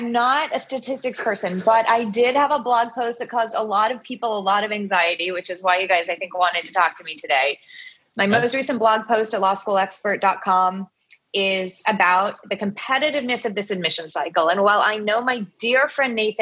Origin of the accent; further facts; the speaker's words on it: Alabama, United States; now in Santa Barbara, United States; I'm from Alabama.